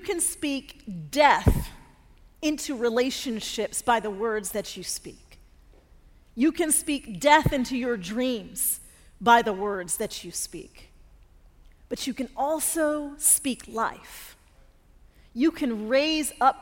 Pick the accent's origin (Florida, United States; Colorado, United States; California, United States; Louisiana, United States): Colorado, United States; Denver; now in Atlanta, United States; we grew up in Denver and both ended up living in Atlanta